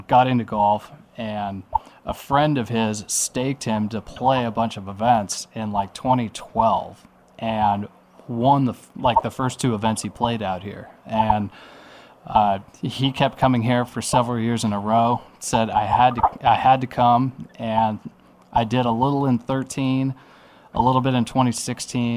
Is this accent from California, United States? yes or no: yes; Yorba Linda, California, United States; I'm from Yorba Linda, California as well